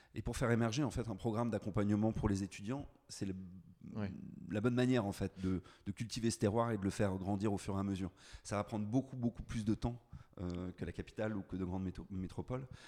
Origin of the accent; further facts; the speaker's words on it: Landerneau, Brittany, France; also born or lived in Paris; now in Brest, France; Je suis né à Landerneau, juste à côté de Brest.